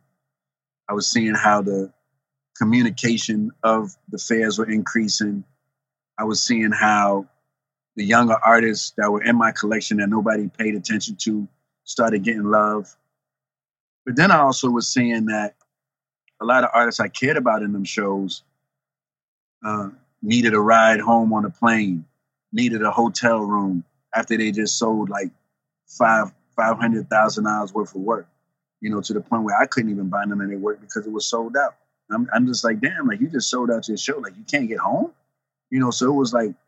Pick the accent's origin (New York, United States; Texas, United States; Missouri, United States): New York, United States; New York City; also born or lived in New Jersey; growing up in the Bronx